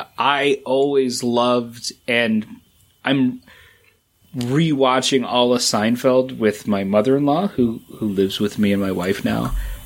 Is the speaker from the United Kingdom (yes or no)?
no; Dusseldorf, North Rhine-Westphalia, Germany; born there; All I know is I was born in Dusseldorf